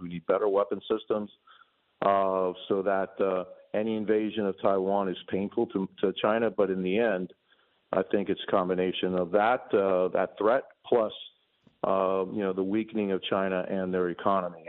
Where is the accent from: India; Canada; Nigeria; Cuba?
Cuba; now in United States; I came from Cuba. I already seen my freedom in my home country disappear